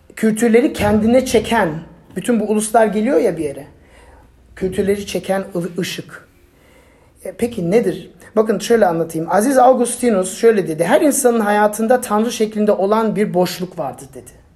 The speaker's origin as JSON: {"language": "Turkish", "country": "Turkey"}